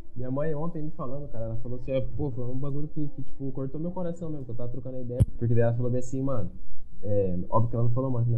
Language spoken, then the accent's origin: Portuguese; Brazil; Eu sou, sou brasileiro